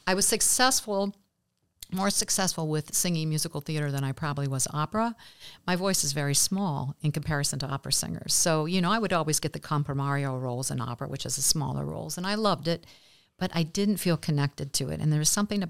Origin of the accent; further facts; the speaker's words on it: Kenton, Ohio, United States; Kenton was a fabulous small town, very similar to Bellefontaine in some respects.